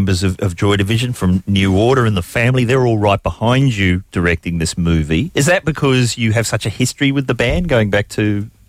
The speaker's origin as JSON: {"language": "English", "country": "New Zealand", "said": "I'm from New Zealand."}